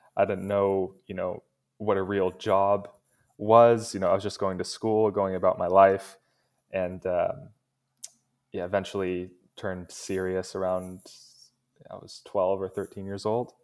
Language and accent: English; United States; I was born in the States